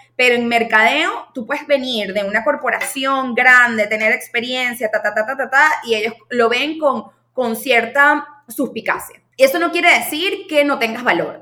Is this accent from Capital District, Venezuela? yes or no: yes; Caracas, Capital District, Venezuela; moved away as an adult; now in San Francisco, United States; soy de Caracas, Venezuela.